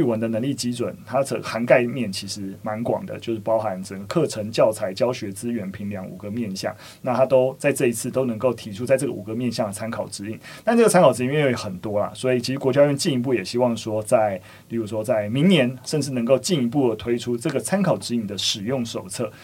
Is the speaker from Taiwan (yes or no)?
yes; Taiwan; 我们自己台湾应该是有一些少学部分是每周一节课